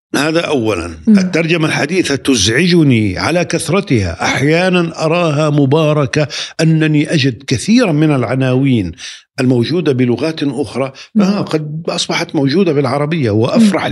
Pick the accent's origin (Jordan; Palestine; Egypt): Palestine; Nablus, West Bank; now in Ramallah, Palestine; تقع مدينة نابلس بين جبلين